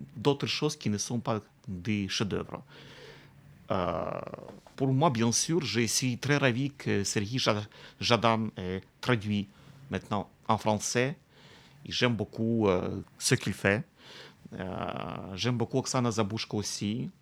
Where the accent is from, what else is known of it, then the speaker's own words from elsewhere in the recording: Kamianske, Dnipropetrovsk Oblast, Ukraine; J'aime beaucoup ma ville natale